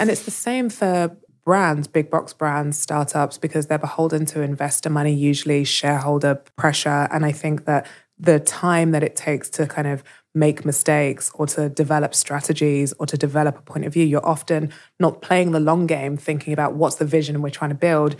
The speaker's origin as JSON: {"language": "English", "region": "London", "country": "United Kingdom", "tie": "born or raised there", "said": "I was born in London"}